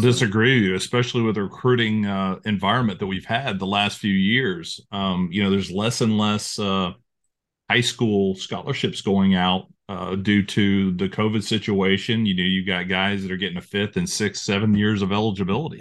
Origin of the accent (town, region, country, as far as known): Apopka, Florida, United States; born or raised there